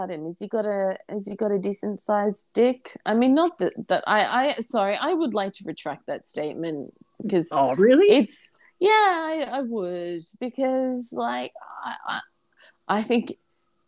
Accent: Brisbane, Queensland, Australia; my hometown

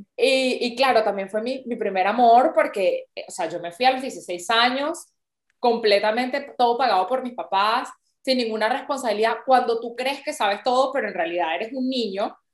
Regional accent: Venezuela; moved away as an adult; also born or lived in New York, United States / Arusha, Tanzania; now in Milan, Italy; soy venezolana, llevo 14 años fuera del país y actualmente vivo en Milán

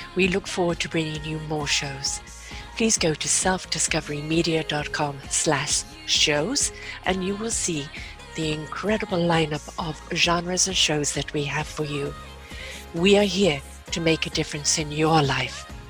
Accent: England, United Kingdom; I'm English

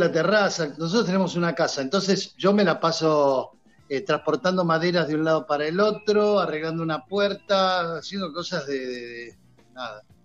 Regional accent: Banfield, Buenos Aires Province, Argentina; yo cuando era chico, mi familia veníamos... somos de Banfield

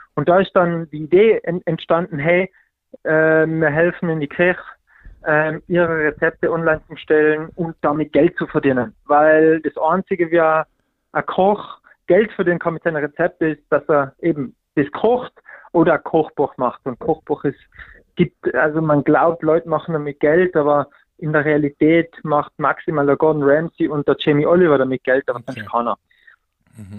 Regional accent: Pitztal, Tyrol, Austria; moved away; ich komme aus dem hintersten Winkel vom, vom Bitztal, wirklich, also 100 Einwohner

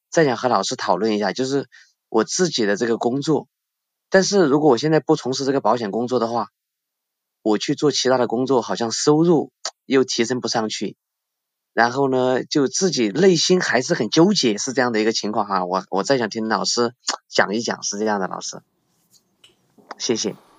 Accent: China; 我是，呃，来自这个中国大陆

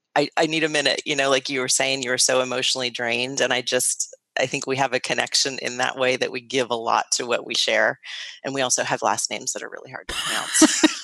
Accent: Silicon Valley, California, United States; I grew up in Silicon Valley.

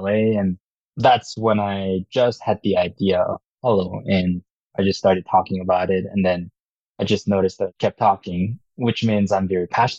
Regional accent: South Korea; English is a second language; also born or lived in Utah, United States; now in United States; So I'm from Korea. So I was born and raised there, and my family moved out to Utah about 15 years ago. So first half in Korea, second half here in the US

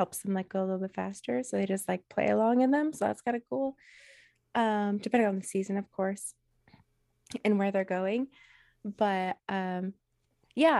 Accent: Alaska, United States; moved away as an adult; also born or lived in Utah; now in Oregon, United States; I grew up in Alaska. We didn't have concerts in my little podunk village island

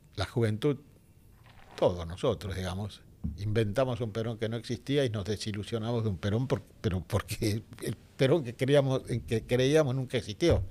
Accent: Buenos Aires, Argentina; also born or lived in Villa Crespo, Buenos Aires; yo soy de Balvanera Norte

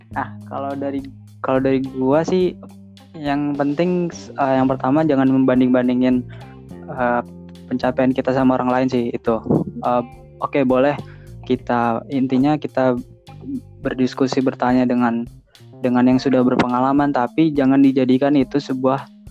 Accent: Tangerang, Banten, Indonesia; asalnya Tangerang sebenarnya cuman keluarga semua dari Jawa

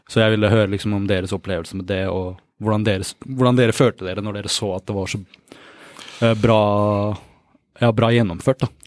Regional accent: Sri Lanka; Jeg bare Nei, jeg er fra Sri Lanka.

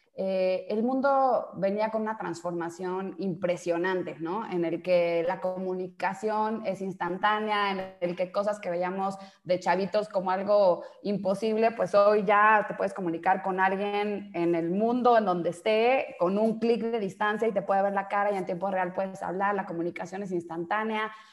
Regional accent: Mexico; also born or lived in Brazil; soy mexicana

